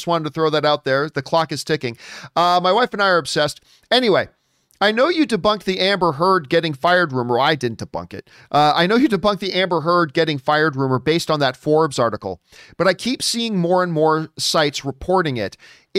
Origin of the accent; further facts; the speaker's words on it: Canada; I'm Canadian.